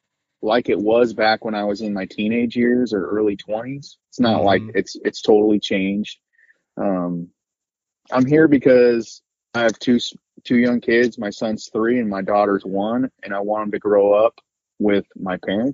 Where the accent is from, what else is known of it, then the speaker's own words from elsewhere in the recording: Chico, California, United States; I'm from Chico, California, within 20 minutes or less, I can be up the mountain and in wildlife and away from people.